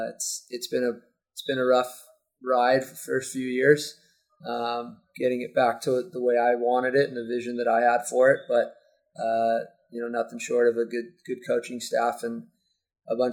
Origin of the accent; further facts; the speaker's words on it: Newport Beach, California, United States; I grew up in Newport, been playing in this program since I was 9 years old